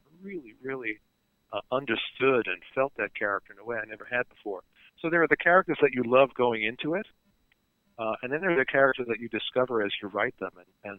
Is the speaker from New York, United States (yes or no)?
yes; Brooklyn, New York, United States; You know, I'm from Brooklyn.